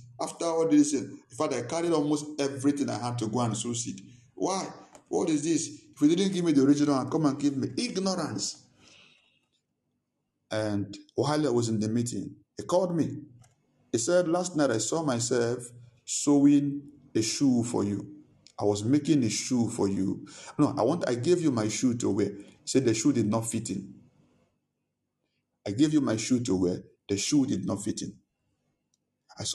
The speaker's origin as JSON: {"language": "English", "country": "Nigeria", "said": "Since I came from Nigeria, nothing is working."}